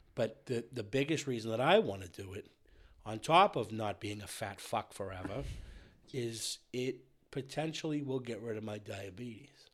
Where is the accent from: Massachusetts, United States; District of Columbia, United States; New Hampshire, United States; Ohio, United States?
Massachusetts, United States; between Brockton and Randolph; now in Bellingham, United States; I came up between Brockton and Randolph